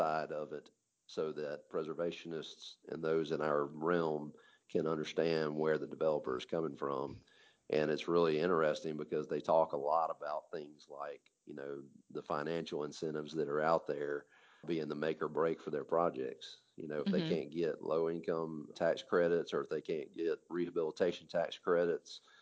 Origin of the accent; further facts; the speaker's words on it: Hattiesburg, Mississippi, United States; when I was growing up in Hattiesburg, you know, I'm grew up here